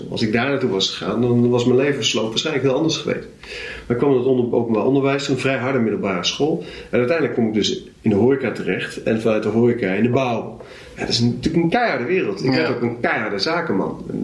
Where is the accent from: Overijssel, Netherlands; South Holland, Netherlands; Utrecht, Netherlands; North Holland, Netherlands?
Overijssel, Netherlands; Zwolle; Waar ben je opgegroeid? Hier in Zwolle.